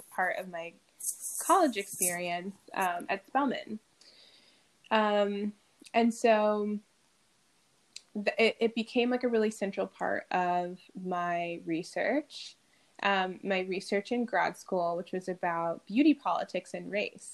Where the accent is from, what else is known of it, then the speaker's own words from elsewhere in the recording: Lisle, Illinois, United States; I grew up outside Chicago, about 30 minutes outside of the city, in a town called Lisle